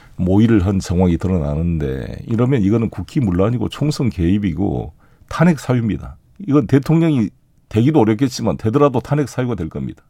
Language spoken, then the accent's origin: Korean; South Jeolla, South Korea; 제 고향인 전남 공으로 갑니다.